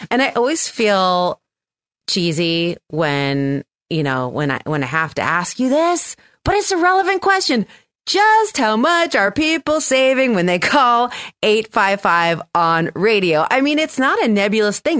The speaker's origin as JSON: {"language": "English", "town": "San Francisco", "region": "California", "country": "United States", "tie": "born or raised there", "said": "a station in my hometown where I grew up, K S F O five sixty A M"}